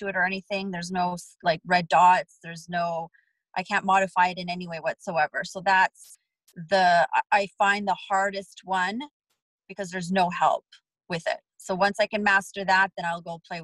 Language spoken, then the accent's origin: English; Vancouver, British Columbia, Canada; also born or lived in Poland; now in Nevada, United States; I'm from Vancouver